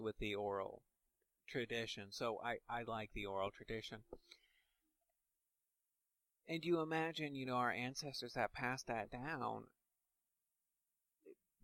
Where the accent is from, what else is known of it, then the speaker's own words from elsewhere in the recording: Indiana, United States; I'm from Indiana, that means I'm part of the Indiana community.